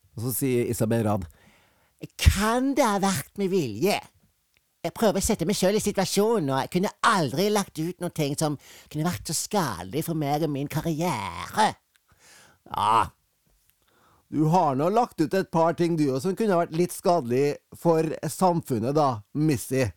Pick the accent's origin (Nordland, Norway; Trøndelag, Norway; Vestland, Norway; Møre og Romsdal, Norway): Trøndelag, Norway; Fosen; Jeg er fra Fosen